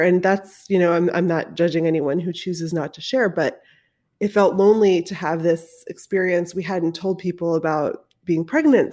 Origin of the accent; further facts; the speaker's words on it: Baltimore, Maryland, United States; when I was a kid growing up in Baltimore